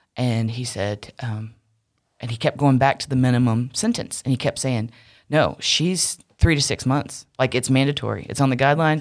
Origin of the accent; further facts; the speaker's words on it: Wilmington, United States; moved away; also born or lived in Charlotte; the church I grew up in Wilmington was, is kind of in the country